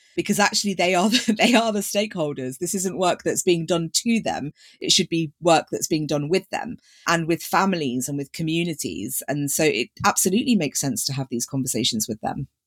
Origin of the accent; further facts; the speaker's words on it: Leicester, East Midlands, United Kingdom; I grew up in Leicester